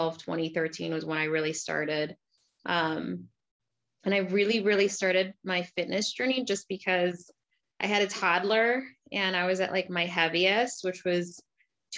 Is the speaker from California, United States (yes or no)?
no; Crystal Lake, Illinois, United States; I grew up in Crystal Lake, middle class family